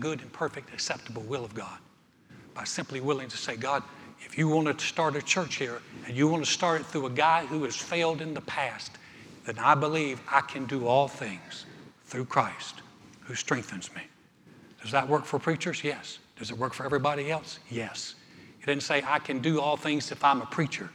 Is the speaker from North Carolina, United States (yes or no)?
yes; Greensboro, North Carolina, United States; moved away as an adult; now in Texas, United States; I started a church in my hometown in Greensboro, North Carolina